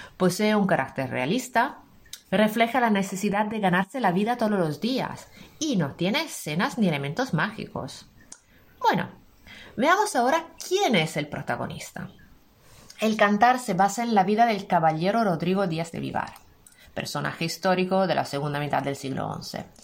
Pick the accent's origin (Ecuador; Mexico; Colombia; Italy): Italy; now in Spain; soy italiana, profe de español como lengua extranjera para italianos